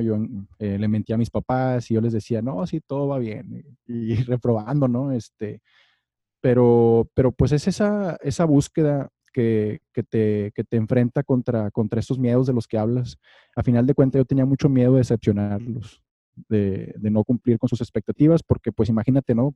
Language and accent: Spanish; Monterrey, Nuevo León, Mexico; moved away; yo como buen regio